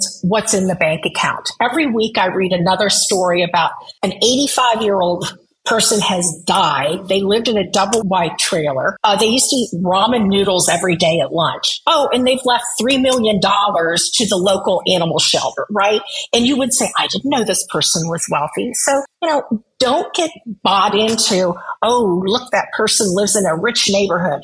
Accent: Midwest, United States; moved away; also born or lived in Nebraska; I grew up in the Midwest. I lived in Nebraska

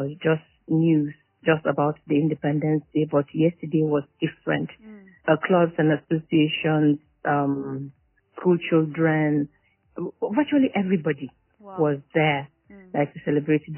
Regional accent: Borno, Nigeria; I am from Borno State. I live in the state capital

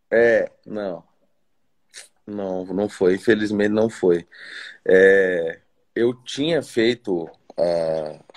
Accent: Cuiabá, Mato Grosso, Brazil; Cara, eu sou de Cuiabá, Mato Grosso.

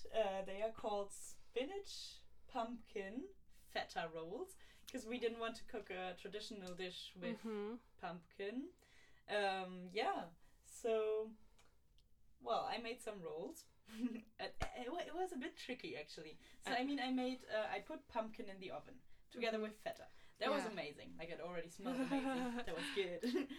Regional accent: East Frisia, Lower Saxony, Germany; moved away; in the region where I grew up in Germany

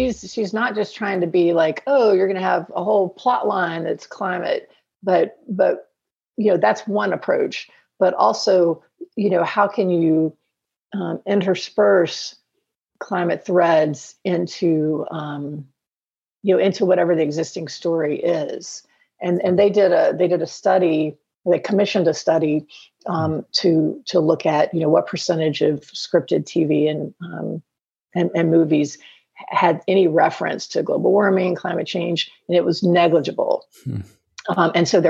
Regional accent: the South, United States; Well, I think I'm from the South. So you are too.

